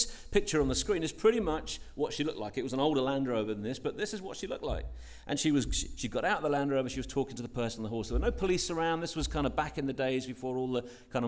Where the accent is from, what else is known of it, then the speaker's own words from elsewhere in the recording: London, United Kingdom; I grew up in West London